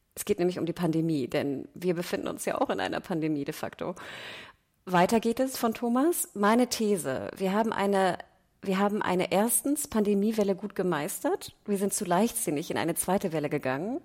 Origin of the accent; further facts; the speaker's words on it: Hamburg, Germany; als Nordlicht und als Hamburger